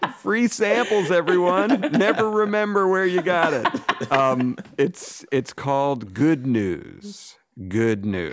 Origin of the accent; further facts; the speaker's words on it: Weston, Massachusetts, United States; moved away; my hometown of Weston